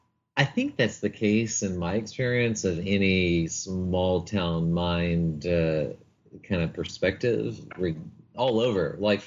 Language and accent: English; Oklahoma, United States; now in San Antonio, United States; I grew up in Oklahoma.